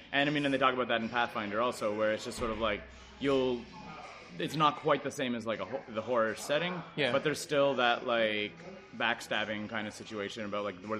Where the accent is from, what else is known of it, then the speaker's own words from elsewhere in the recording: Canada; we are Canadian and we're in Texas